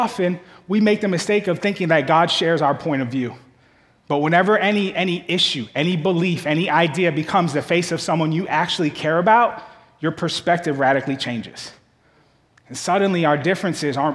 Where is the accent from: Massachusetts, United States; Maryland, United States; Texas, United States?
Massachusetts, United States; Boston; moved away as an adult; also born or lived in Kentucky; I grew up in Boston